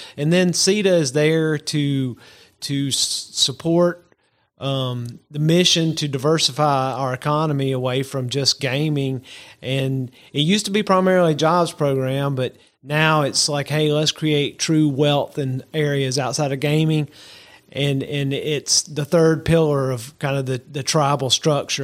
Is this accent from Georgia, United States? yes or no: yes; Georgia, United States; now in South Alabama, United States; I'm a, a good old Georgia boy